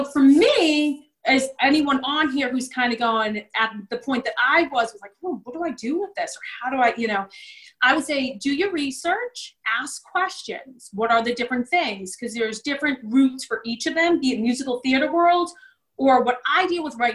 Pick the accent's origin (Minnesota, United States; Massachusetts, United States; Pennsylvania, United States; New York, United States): Massachusetts, United States; Shrewsbury; I grew up in Shrewsbury, currently live here now